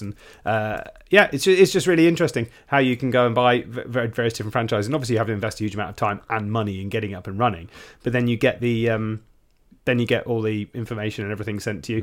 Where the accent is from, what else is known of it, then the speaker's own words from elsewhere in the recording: United Kingdom; as a Brit